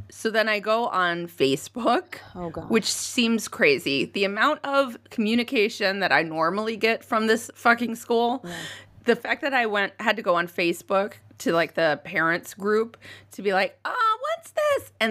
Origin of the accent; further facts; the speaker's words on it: United States; And uh, because we are American, of course, it happened.